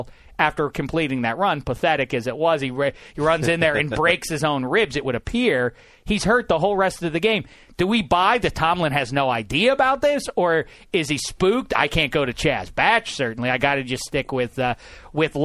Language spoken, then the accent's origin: English; Pittsburgh, Pennsylvania, United States; I'm from Pittsburgh.